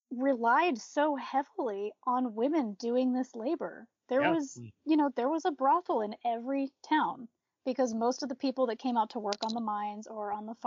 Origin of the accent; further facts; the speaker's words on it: East Coast, United States; now in Montana, United States; I was born in Montana. I was raised on the East Coast, and now I've moved back to Montana, where I've been living for the past 6 years.